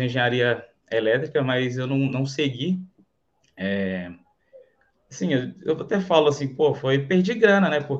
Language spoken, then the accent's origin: Portuguese; Canarana, Bahia, Brazil; Então, eu sou de Canarana, é próximo ali a é Irecê, não sei se você já ouviu falar. A cidade pequenininha ali, tem 20 mil habitantes, mais ou menos, né?